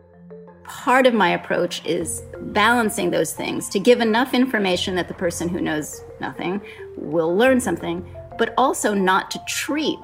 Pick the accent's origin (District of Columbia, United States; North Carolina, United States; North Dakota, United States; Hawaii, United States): Hawaii, United States; I grew up in Hawaii